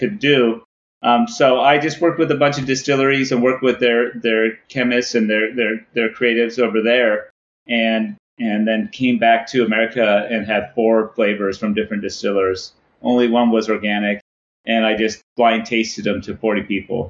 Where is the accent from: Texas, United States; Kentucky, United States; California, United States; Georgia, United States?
California, United States; San Diego; it's also like my hometown